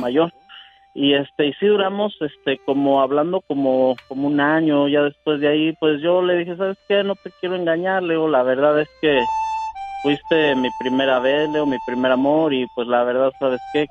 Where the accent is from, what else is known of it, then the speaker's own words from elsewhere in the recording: Querétaro, Mexico; yo soy de Querétaro y mi pueblito se llamaba Los Positos